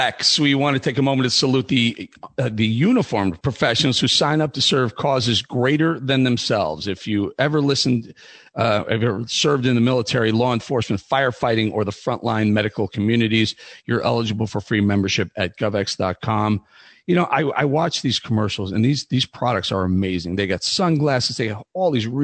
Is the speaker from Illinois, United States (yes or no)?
yes; Chicago, Illinois, United States; I grew up in Chicago